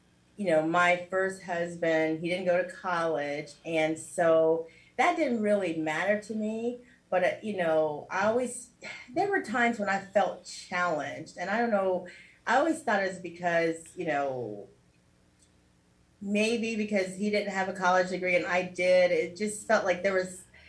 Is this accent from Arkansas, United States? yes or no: no; Cincinnati, Ohio, United States; moved away as an adult; now in South Florida, United States; I was also a radio personality for about 10 years in my hometown with Radio One